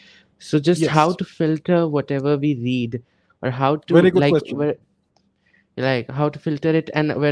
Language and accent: English; Mirzapur, Uttar Pradesh, India; I am from Mirzapur. It's in UP.